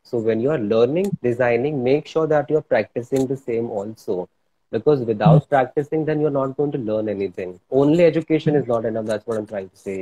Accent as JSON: {"language": "English", "town": "Bhopal", "region": "Madhya Pradesh", "country": "India", "moved": "as an adult", "lives_now": "Mumbai, India", "said": "i'm originally from bhopal madhya pradesh and uh, it's been 11 years i'm practicing designing and art in mumbai"}